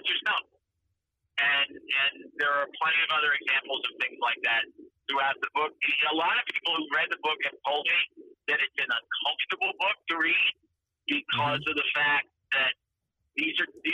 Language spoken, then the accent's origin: English; New York City, New York, United States; moved away as an adult; I grew up in New York City